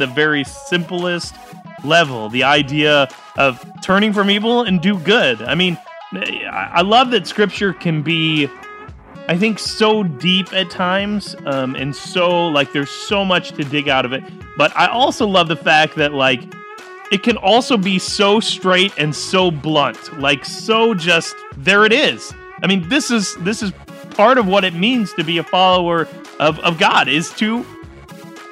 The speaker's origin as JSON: {"language": "English", "town": "Detroit", "region": "Michigan", "country": "United States", "tie": "born or raised there", "said": "growing up in the Metro Detroit area"}